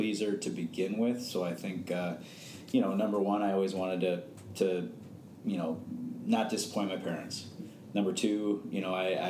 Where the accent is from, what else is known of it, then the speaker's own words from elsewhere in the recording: Morton Grove, Illinois, United States; also born or lived in Park Ridge, Illinois; born and raised in Morton Grove, Illinois